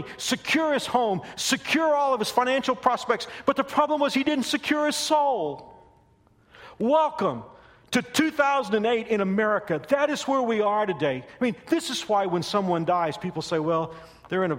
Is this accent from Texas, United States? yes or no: yes; Texas, United States; When I was a little boy, growing up in Texas